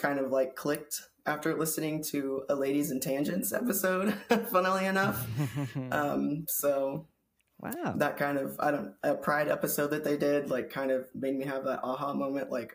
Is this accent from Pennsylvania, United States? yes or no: no; Missouri, United States; moved away as an adult; also born or lived in Washington State; now in Washington, United States; I'm from Missouri, but I live in Washington State now.